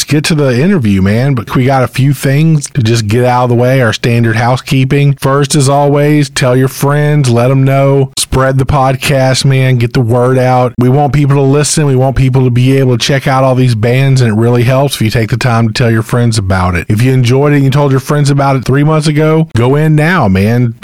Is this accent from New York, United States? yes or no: no; Crystal Beach, Texas, United States; Crystal Beach, Texas, my hometown